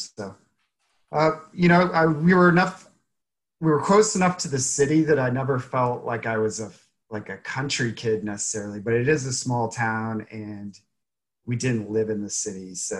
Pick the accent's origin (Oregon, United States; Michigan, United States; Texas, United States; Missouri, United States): Missouri, United States; Harrisonville; also born or lived in Rolla, Missouri; now in Kansas City, United States; I'm from Harrisonville, Missouri.